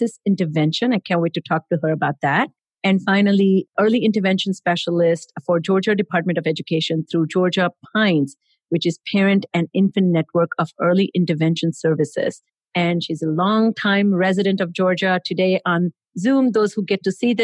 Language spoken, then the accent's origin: English; India; moved away; I grew up in India